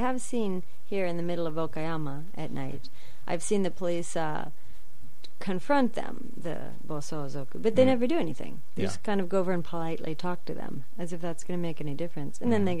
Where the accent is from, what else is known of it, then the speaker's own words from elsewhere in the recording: United States; moved away as an adult; now in Japan; I'm from America